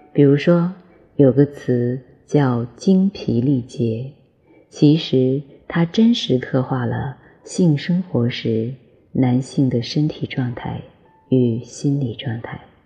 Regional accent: China; 我们中国人

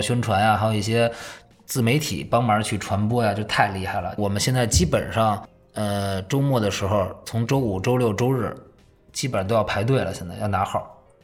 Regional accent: Beijing, China; 主要我从小就在胡同里长大的，所以我就觉得那个地儿是我根深蒂固的

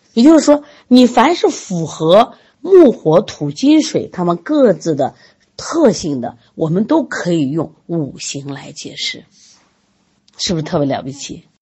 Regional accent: China; 我们作为中国人

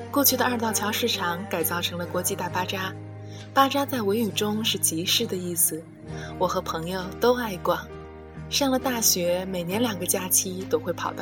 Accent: Urumqi, Xinjiang, China; moved away; 是的，我是汉族，但我是新疆人。我生在新疆，长在新疆，直到离家求学。

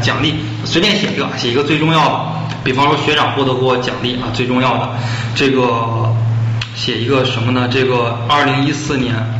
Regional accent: Zhangjiakou, Hebei, China; born there; 出生地啊，我是出生于河北，一九九零年五月出生，出生在河北省张家口市桥东区啊。

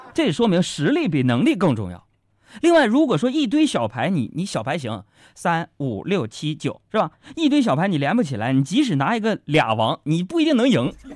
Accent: Northeast China, China; 用我们东北话叫

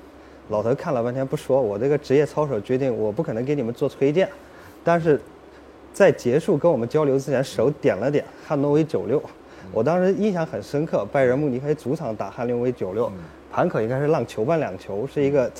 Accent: Jiangsu, China; 江苏人，

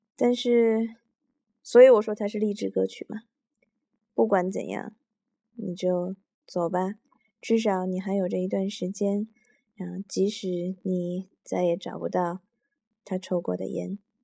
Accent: Tianshui, Gansu, China; 我出生的地方嘛 就是跟宿主卧锅北方，西北一个，一个小城市叫天水

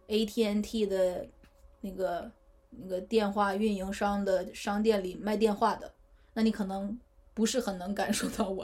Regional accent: Northeast China, China; accent: Northeastern; 用我们东北话来说，

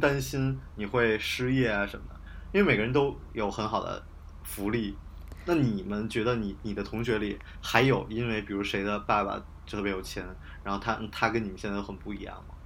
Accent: Beijing, China; also born or lived in Hebei; 我在河北读的高中，但是我是北京的人嘛，就是我只是嗯。父母把我送去而已

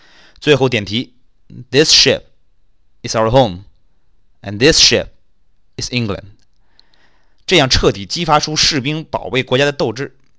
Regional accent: China; 我们中国人说抓逃犯，不也老说收网收网吗？

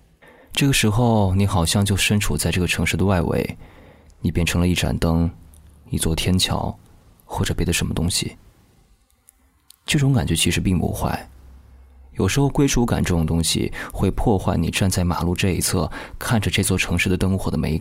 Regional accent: Yichang, Hubei, China; now in Fuzhou, China; 两年前，我从湖北宜昌来到福建福州，我也很多遍的问过自己，每一次辗转的意义是什么

